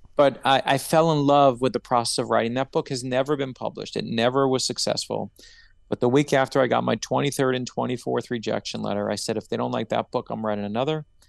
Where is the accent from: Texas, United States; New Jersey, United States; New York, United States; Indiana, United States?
New York, United States; New York City; moved away; also born or lived in South Florida; I grew up in Brooklyn, New York